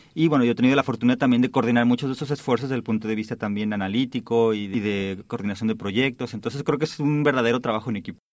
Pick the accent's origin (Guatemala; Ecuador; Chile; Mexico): Mexico; Oaxaca; moved away as an adult; also born or lived in Barcelona, Spain / New York, United States; now in Stanford, United States; de Oaxaca de donde yo nací